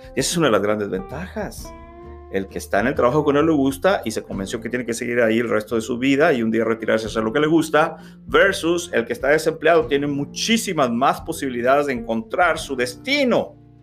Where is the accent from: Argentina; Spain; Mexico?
Mexico; Reynosa, Tamaulipas; moved away as an adult; now in United States; ya no pude regresar a mi natal Reynosa, Tamaulipas, México